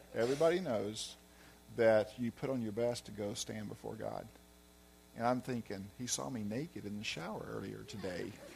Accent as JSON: {"language": "English", "region": "Arkansas", "country": "United States", "moved": "as an adult", "said": "I'm from Arkansas, so I have an accent too"}